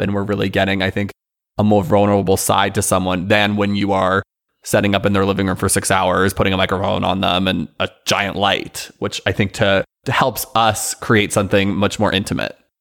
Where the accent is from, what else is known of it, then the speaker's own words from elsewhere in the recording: Northern California, United States; moved away as an adult; also born or lived in Iowa; now in Los Angeles, United States; from Northern California, went to undergrad in Iowa and then came to LA post graduation